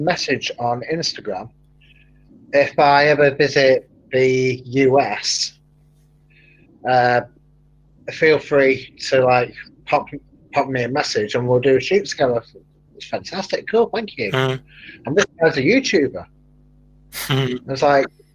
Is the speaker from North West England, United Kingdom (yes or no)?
yes; Manchester, North West England, United Kingdom; accent: broad Mancunian; with my accent, it's broad Mancunian.